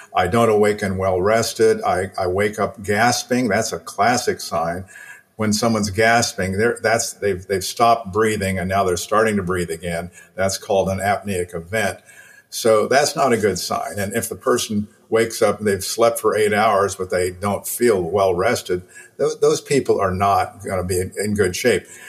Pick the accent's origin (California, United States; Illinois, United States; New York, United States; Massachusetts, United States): Illinois, United States; I was 11 years old, growing up in Illinois